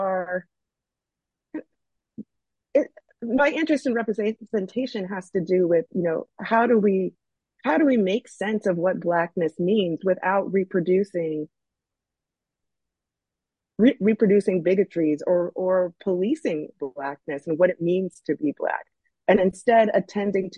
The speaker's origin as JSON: {"language": "English", "region": "New Jersey", "country": "United States", "said": "I'm from New Jersey, and I worked around there"}